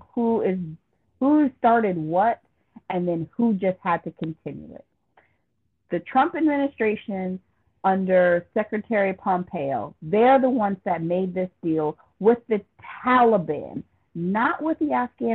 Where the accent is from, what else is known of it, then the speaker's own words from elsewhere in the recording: United States; I consider myself an American